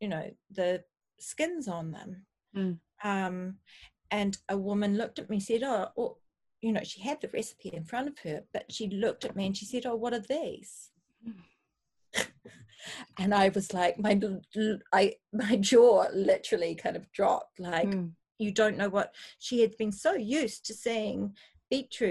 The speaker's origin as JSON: {"language": "English", "country": "New Zealand", "tie": "born or raised there", "moved": "yes", "lives_now": "United Kingdom", "said": "We're from New Zealand, which is fundamentally a small island, where we were more reliant on seasonal produce"}